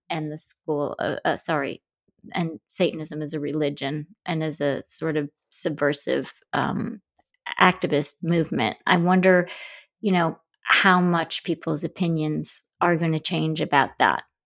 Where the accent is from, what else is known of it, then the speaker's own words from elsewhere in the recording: Grand Rapids, Michigan, United States; I grew up in Grand Rapids, Michigan